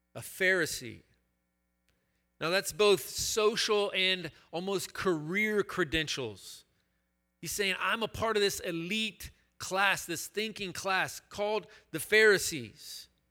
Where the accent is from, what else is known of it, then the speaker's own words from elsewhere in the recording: Chattanooga, Tennessee, United States; I attended this boys' school in my hometown of Chattanooga, Tennessee